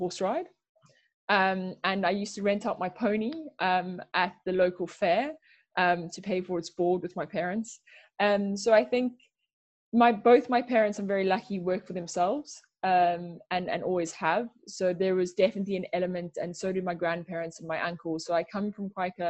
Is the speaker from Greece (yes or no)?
no; South Africa; now in United Kingdom; I grew up back home in South Africa, as I'm sure you can hear